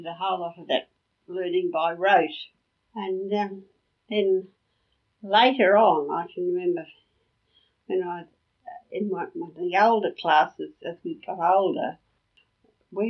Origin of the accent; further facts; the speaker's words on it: Brisbane, Queensland, Australia; growing up in that house at Yeronga